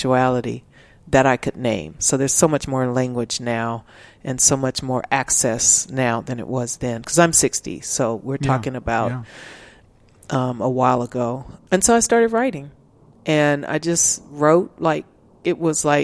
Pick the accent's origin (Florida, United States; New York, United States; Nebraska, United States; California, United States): California, United States; Los Angeles; moved away as an adult; now in Austin, United States; I grew up in South Central